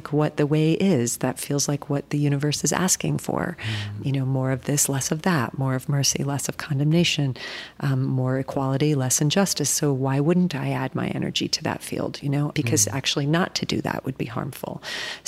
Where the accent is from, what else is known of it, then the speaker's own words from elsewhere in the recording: United States; also born or lived in New Jersey; As an American, as a white person